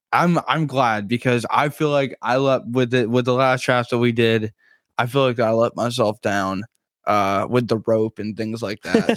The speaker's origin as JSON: {"language": "English", "region": "New Jersey", "country": "United States", "said": "I'm from New Jersey"}